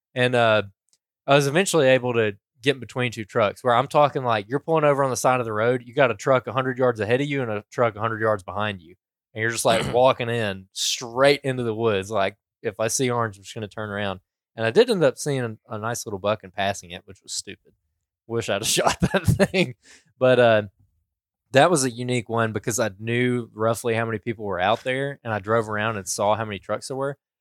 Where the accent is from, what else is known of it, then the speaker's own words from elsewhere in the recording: Alabama, United States; we're from Alabama